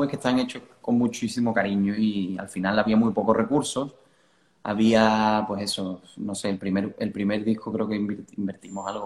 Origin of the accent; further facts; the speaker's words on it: southern Spain, Spain; nosotros hacemos hard rock, somos del sur de España, todo esto es un poco raro, pero suena bien.